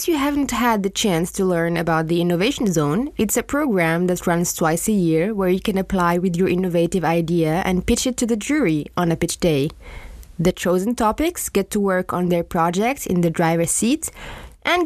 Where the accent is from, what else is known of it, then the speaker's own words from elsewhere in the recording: Morocco; I come from Morocco